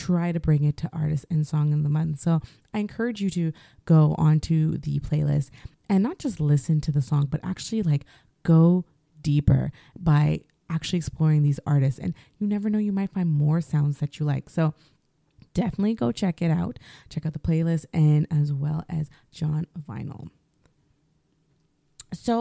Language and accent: English; Canada; as Canadian content creators